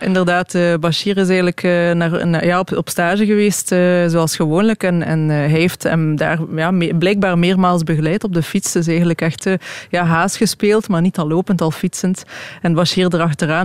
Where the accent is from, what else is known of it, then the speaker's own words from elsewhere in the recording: Belgium; als Belg